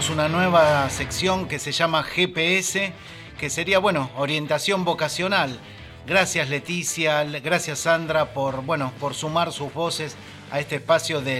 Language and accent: Spanish; El Hoyo, Chubut, Argentina; del hoyo vengo.